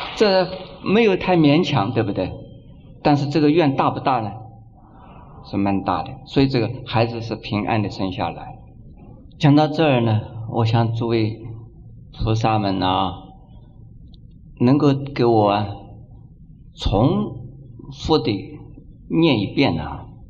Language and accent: Chinese; China; 我们中国人